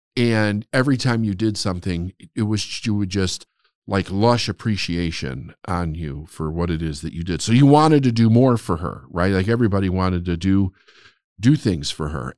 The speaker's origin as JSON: {"language": "English", "town": "Chicago", "region": "Illinois", "country": "United States", "tie": "born or raised there", "also_born_or_lived": "Phoenix, Arizona", "said": "I was born and raised in Chicago, but for three years, in a very important three, three-year period of time, we moved to Phoenix"}